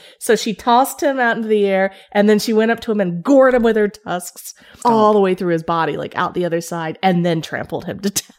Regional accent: Kingsport, Tennessee, United States; my hometown of Kingsport, Tennessee.

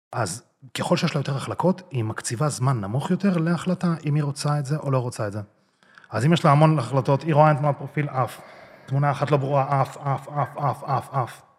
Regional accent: Israel; born or raised there; also born or lived in Russia

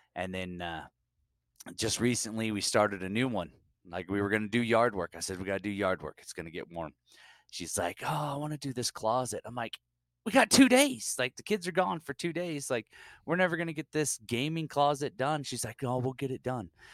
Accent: Utah, United States; I am from Utah.

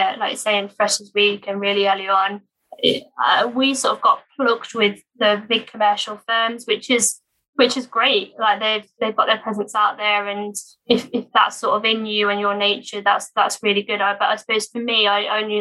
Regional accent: Norfolk, East of England, United Kingdom; moved away as an adult; also born or lived in Sheffield; now in Leeds, United Kingdom; I'm actually from Norfolk, so I've not sort of returned back there since university

